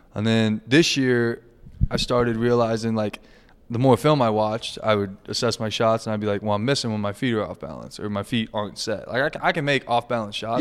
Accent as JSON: {"language": "English", "area": "six miles from Lawrence", "region": "Kansas", "country": "United States", "moved": "yes", "said": "I'm six miles from Lawrence. It's a 10 minute drive to KU"}